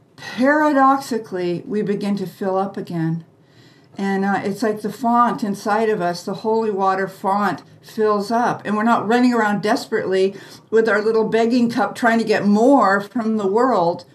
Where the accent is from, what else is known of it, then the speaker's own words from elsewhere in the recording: United States; we were raised in the American way